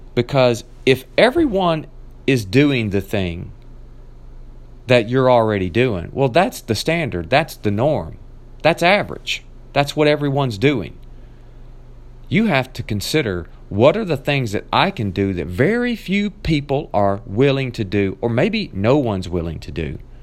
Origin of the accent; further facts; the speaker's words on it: Nashville, Tennessee, United States; moved away; made my way back down to my hometown of Nashville, Tennessee, where I got to see my family